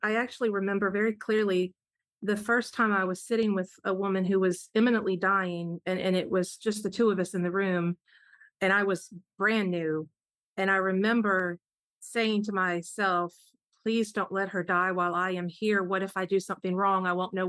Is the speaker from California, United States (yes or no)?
no; South Carolina, United States; moved away as an adult; now in Atlanta, United States; I grew up in South Carolina. That is home